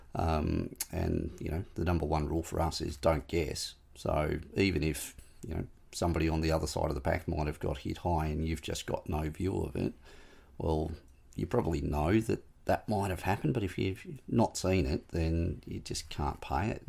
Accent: Smithton, Tasmania, Australia; moved away; born and bred in Smithton

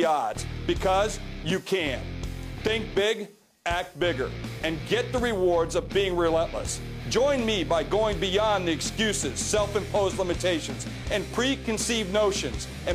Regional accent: South Dakota, United States; I'm from South Dakota, a place most people only know on a map, a place with a hard work ethic and a can-do attitude

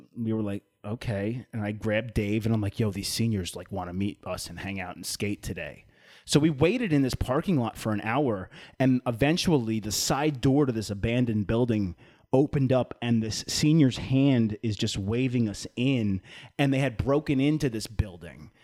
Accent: East Islip, New York, United States; moved away; East Islip, New York, my hometown

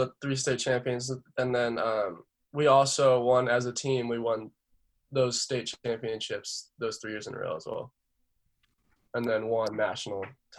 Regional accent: San Clemente, California, United States; So I'm from San Clemente. Dana Point's probably 15 minutes north from me.

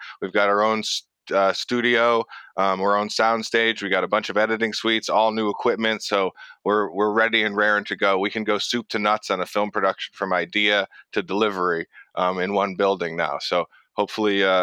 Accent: Middlebury, Connecticut, United States; moved away as an adult; also born or lived in Brooklyn, New York / Vermont; I grew up in Middlebury, Connecticut, which is, you know, like a suburb of Waterbury

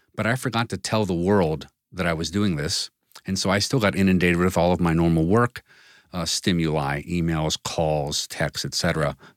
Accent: United States; we as an American business society

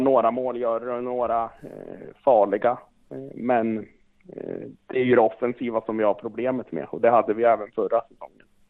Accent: Östersund, Jämtland, Sweden; moved away; Jag är ju jämte och jag är från Östersund eh, ursprungligen.

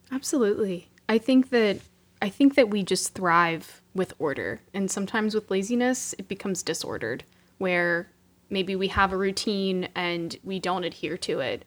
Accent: Pittsburgh, Pennsylvania, United States; moved away as an adult; now in Stamford, United States; I'm originally from Pittsburgh, Pennsylvania, hail to Pitt

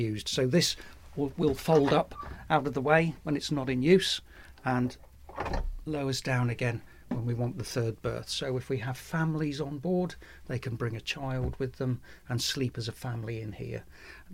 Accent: Brixham, South West England, United Kingdom; I grew up in Brixham, which is a thriving fishing port.

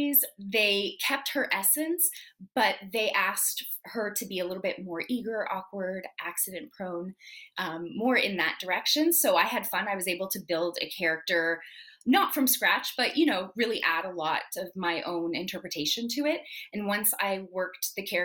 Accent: Canada; being French Canadian

